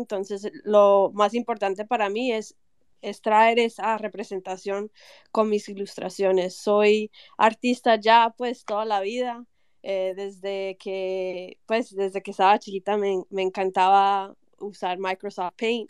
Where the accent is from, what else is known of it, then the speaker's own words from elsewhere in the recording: Medellín, Antioquia, Colombia; yo soy de, yo soy de Medellín